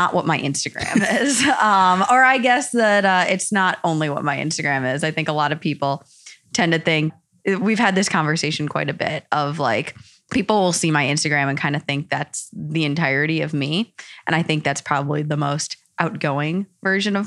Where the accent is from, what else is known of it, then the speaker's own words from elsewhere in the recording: Wisconsin, United States; moved away as an adult; also born or lived in Indiana; now in Boston, United States; I grew up in the Midwest, grew up in Wisconsin, went to school in Indiana at Notre Dame